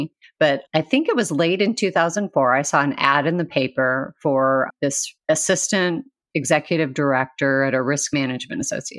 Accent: Northern Indiana, United States; also born or lived in Chicago, Illinois / Bloomington, Indiana; So I grew up in Northern Indiana. I've been a Hoosier most of my entire life.

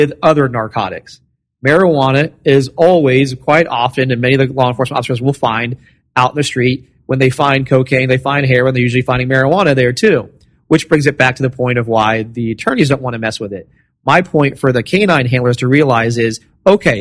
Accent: Florida, United States; I'm from Florida.

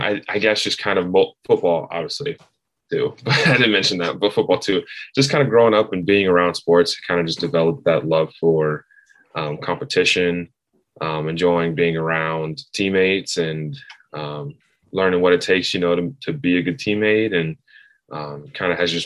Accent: Knoxville, Tennessee, United States; I grew up in Knoxville, grew up coming to games

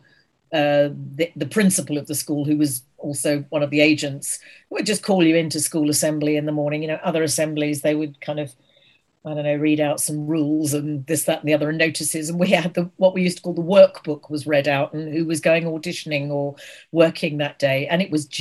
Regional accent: Guildford, South East England, United Kingdom; I was born in Guildford, Surrey, which is south of London.

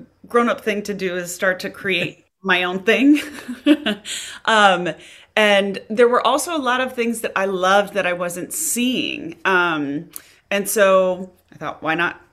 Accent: Kansas City, United States; also born or lived in New York; now in Los Angeles, United States; I'm from Kansas

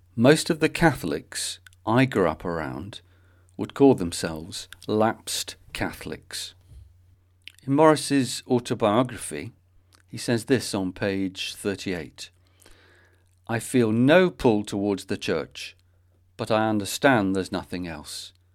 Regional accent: Manchester, North West England, United Kingdom; born or raised there

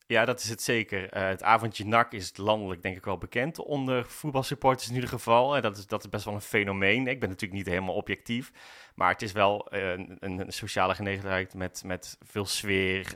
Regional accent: Breda, North Brabant, Netherlands; Ik ben geboren in Breda

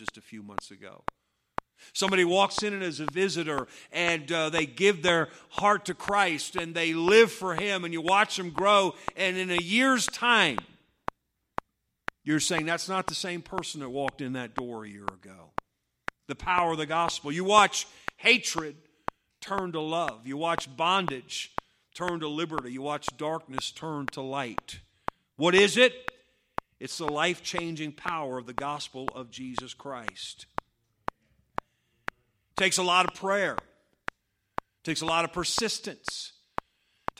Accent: United States; I grew up on Route 311 over here in the Patterson Baptist Church.

